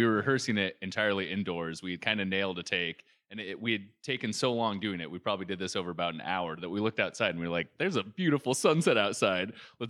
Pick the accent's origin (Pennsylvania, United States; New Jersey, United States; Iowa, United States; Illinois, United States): Iowa, United States; Newton; moved away; also born or lived in California; We grew up in the same hometown, Newton, Iowa.